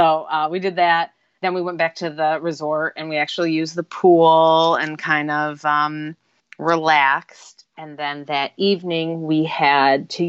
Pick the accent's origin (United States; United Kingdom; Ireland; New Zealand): United States; Buffalo, New York; we're from Buffalo